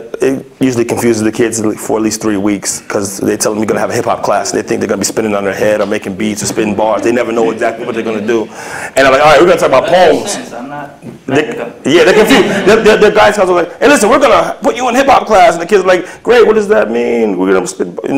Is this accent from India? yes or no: no; New York City, New York, United States; born or raised there